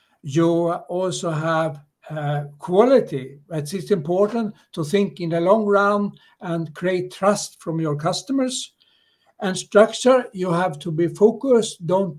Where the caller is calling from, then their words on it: Stockholm, Stockholm County, Sweden; I'm calling from Stockholm in Sweden.